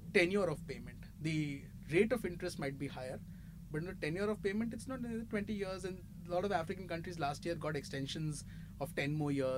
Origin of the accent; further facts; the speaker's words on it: India; As an Indian